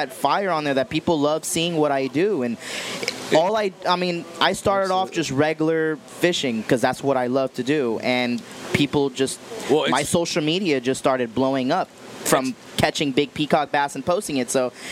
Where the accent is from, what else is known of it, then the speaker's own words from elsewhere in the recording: Miami, Florida, United States; Born and raised in Miami, Florida, I don't even see myself living anywhere else.